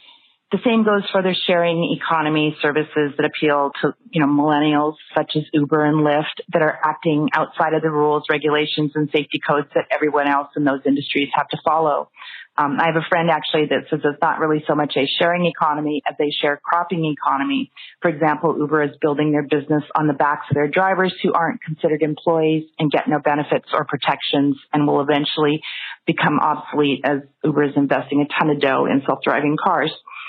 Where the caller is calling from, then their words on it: Los Angeles, California, United States; I'm calling from Los Angeles.